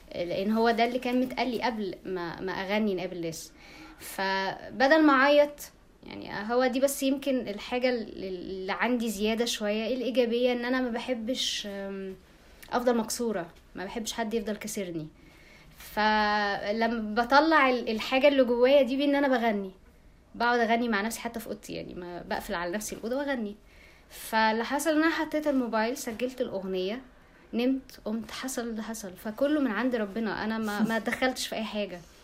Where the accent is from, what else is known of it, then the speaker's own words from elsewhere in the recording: Egypt; عندنا في مصر